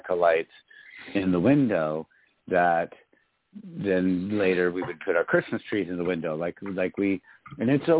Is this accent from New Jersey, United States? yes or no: no; Michigan, United States; my home state of Michigan